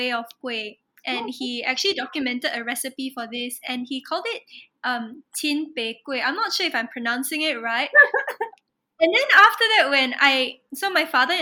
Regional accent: Singapore; growing up in Singapore

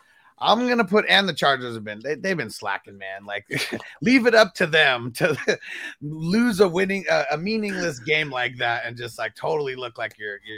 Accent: California, United States; Growing up in Cali

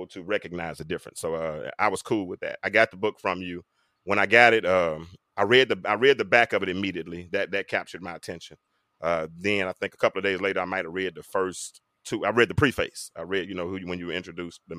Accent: North Little Rock, Arkansas, United States; I'm from North Little Rock, Arkansas. And we had some pretty good English teachers

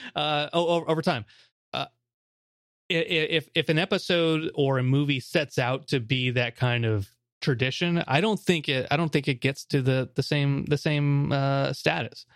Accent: United States; as an American

